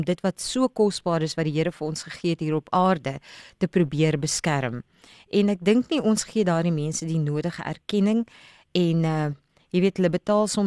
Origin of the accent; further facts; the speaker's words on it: South Africa; now in Cape Town, South Africa; Ek het die voorreg mm. gehad om in daai omgewing groot te word as kind daar by die Wildtuin letterlik langs die Wildtuin